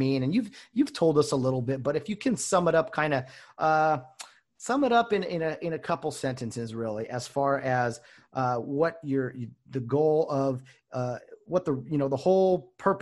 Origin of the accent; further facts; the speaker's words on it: California, United States; we're both from California.